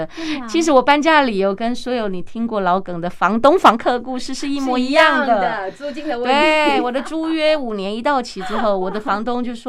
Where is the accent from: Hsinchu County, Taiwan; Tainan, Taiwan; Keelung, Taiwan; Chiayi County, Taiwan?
Tainan, Taiwan; moved away as an adult; also born or lived in Taipei; 因为我是台南女儿，我结婚就住在台北。